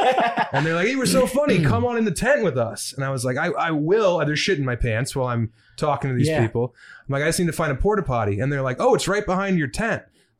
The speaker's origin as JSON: {"language": "English", "region": "Colorado", "country": "United States", "tie": "born or raised there", "said": "growing up, I grew up at like 6,500 feet, so shorts were just like a part of the situation growing up in Colorado."}